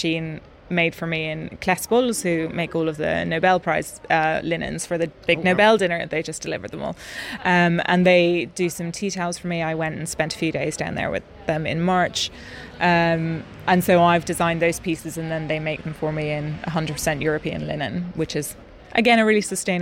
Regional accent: Ireland; moved away as an adult; now in Stockholm, Sweden; British Bay Beach, which is where I grew up

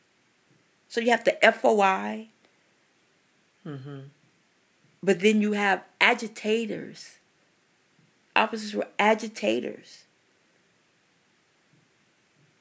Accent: Louisiana, United States; now in California, United States; I'm from Louisiana. It's cold. And then I'm in Cali

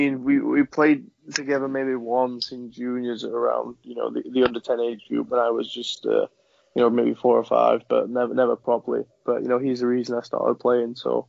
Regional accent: England, United Kingdom; So, it's something that I think every kid growing up in England who plays hockey wants to be a part of.

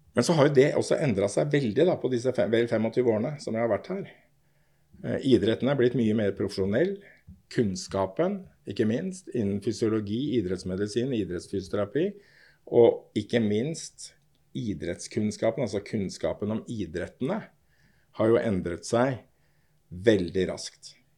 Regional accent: Oslo, Norway; jeg er fra Torshov. Torshau, som vi sier.

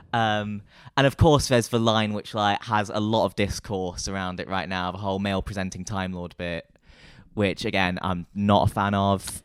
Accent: Nottingham, East Midlands, United Kingdom; moved away as an adult; now in London, United Kingdom; I'm from Nottingham, and I moved to London in two thousand and twenty-two.

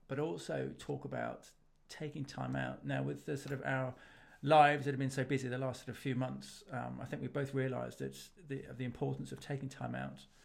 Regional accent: England, United Kingdom; as an English, Englishman and as someone who lives in Britain and the U K

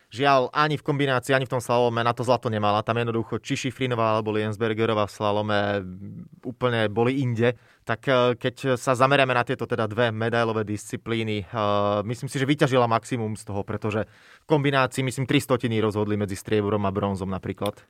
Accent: Slovakia

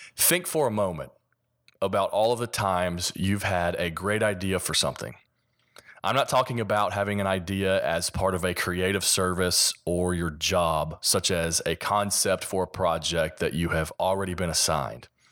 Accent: Kentucky, United States; accent: Kentucky; my Kentucky accent

